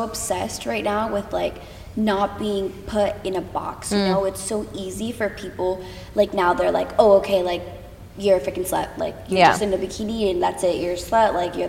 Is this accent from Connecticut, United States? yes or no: yes; Connecticut, United States; now in Los Angeles, United States; I'm from Connecticut.